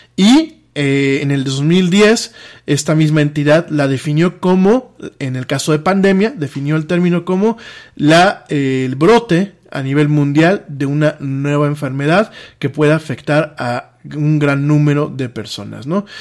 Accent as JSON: {"language": "Spanish", "country": "Mexico", "said": "como mexicano"}